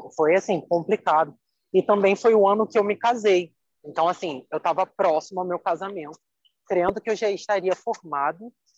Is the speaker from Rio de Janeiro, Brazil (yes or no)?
yes; Nova Iguaçu, Rio de Janeiro, Brazil; eu moro na Baixada, assim como a Ana falou, do Rio de Janeiro, sou de Nova Iguaçu